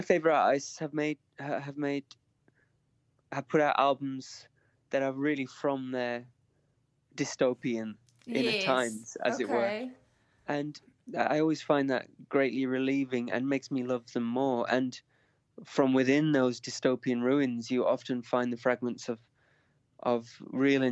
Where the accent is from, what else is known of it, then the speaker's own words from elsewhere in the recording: the north of England, United Kingdom; I'm Northern English